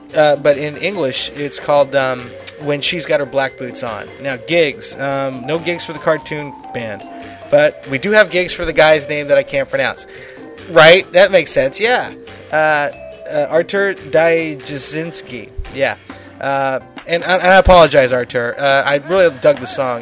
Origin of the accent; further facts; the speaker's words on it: Lompoc, California, United States; I'm from Lompoc. That's almost my hometown